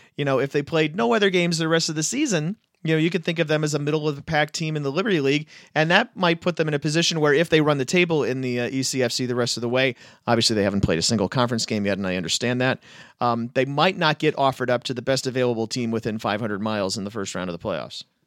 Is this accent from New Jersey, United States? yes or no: no; Minnesota, United States; me being a Minnesotan